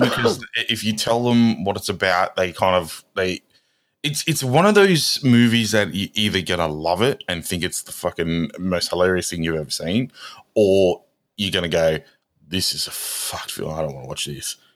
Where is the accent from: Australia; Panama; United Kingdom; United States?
Australia; we're Australian